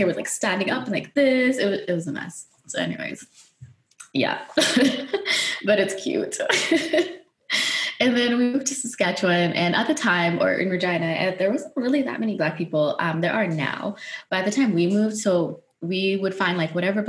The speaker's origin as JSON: {"language": "English", "country": "Netherlands", "tie": "born or raised there", "moved": "yes", "said": "growing up in Holland"}